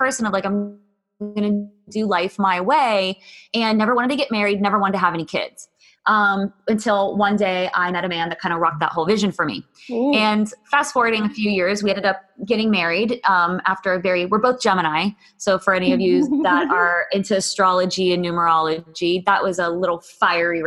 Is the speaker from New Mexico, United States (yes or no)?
no; Pittsburgh, Pennsylvania, United States; I grew up in Pittsburgh and grew up suburbs